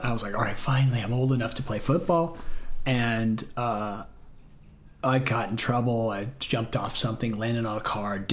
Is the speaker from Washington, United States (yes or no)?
no; Encinitas, California, United States; also born or lived in Florida / Las Vegas / Huntington Beach; I grew up in Encinitas